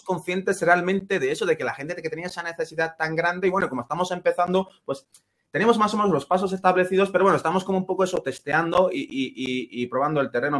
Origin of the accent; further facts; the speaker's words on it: Ceuta, Spain; first language Spanish; moved away as an adult; now in Granada, Spain; en mi caso somos, de Ceuta